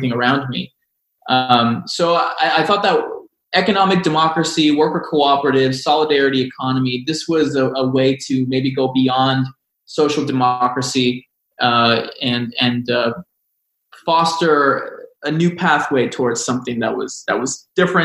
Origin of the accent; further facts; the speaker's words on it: Texas, United States; growing up in Texas at the time